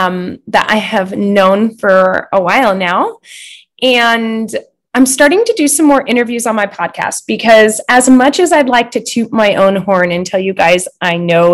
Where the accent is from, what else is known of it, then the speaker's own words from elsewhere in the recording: Butte, Montana, United States; oh, you're from Butte? And I'm like, heck yes. I'm from Butte.